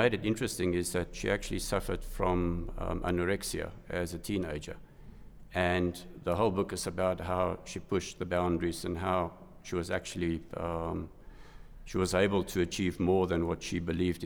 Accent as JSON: {"language": "English", "town": "Johannesburg", "region": "Gauteng", "country": "South Africa", "tie": "born or raised there", "said": "I was born in Johannesburg. I studied at what was known as RAU at the time, University of Johannesburg"}